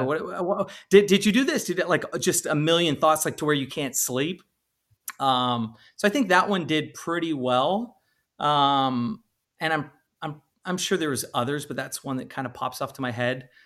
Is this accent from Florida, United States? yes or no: no; California, United States; I'm originally from California